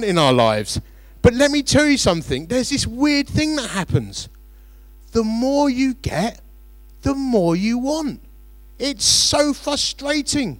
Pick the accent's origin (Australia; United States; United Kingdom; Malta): United Kingdom; Romford, London; growing up in Romford